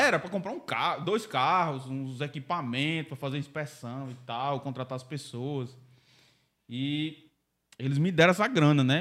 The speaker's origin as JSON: {"language": "Portuguese", "town": "Mossoró", "region": "Rio Grande do Norte", "country": "Brazil", "tie": "born or raised there", "said": "eu nasci em Mossoró"}